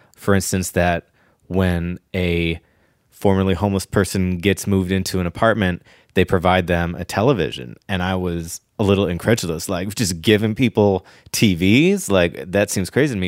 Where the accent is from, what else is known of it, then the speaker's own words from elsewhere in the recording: Ohio, United States; now in Los Angeles, United States; I remember in the early nineties, growing up in Ohio